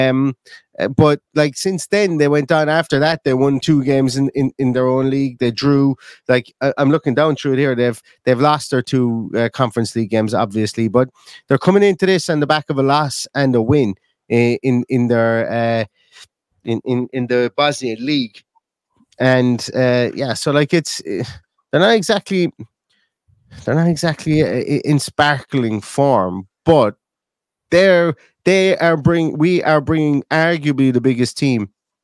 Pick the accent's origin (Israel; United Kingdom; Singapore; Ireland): Ireland; Limerick, Munster; now in Galway, Ireland; I'm from Limerick. I'm living in Galway. I'm from Limerick here in Ireland